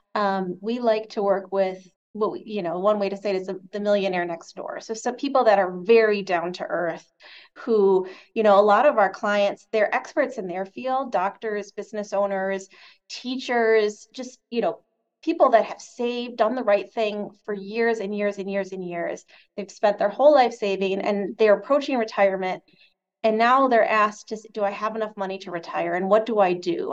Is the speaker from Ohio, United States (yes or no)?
no; Michigan, United States; moved away; also born or lived in Chicago; my home state of Michigan